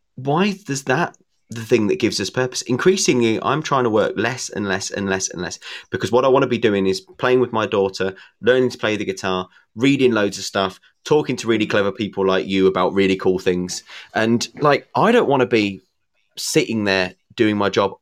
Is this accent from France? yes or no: no; England, United Kingdom; being English